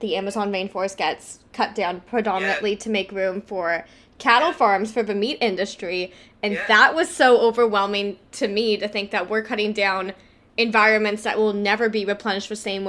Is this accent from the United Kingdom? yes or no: no; Cambridge, Ontario, Canada; I'm from around Cambridge